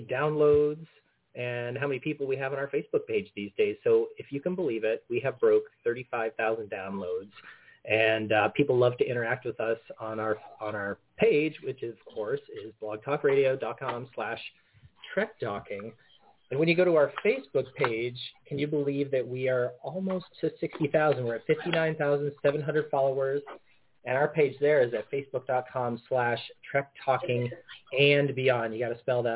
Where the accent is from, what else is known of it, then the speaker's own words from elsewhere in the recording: Portland, Oregon, United States; my hometown, Portland, Oregon